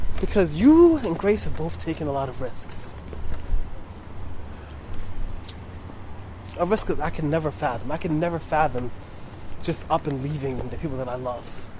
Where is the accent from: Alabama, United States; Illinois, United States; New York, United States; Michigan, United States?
New York, United States